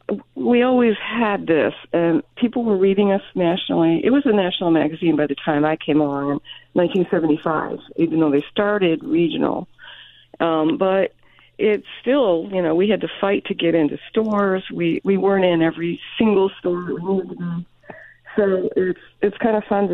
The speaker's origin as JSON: {"language": "English", "town": "Birmingham", "region": "Michigan", "country": "United States", "said": "I was from Birmingham, Seaholm, Michigan State"}